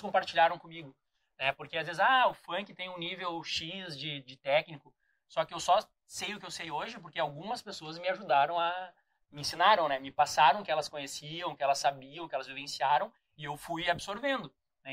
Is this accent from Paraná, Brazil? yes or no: no; São Leopoldo, Rio Grande do Sul, Brazil; moved away; eu vim de São Leopoldo, um estado onde tinha pouca informação de tênis de mesa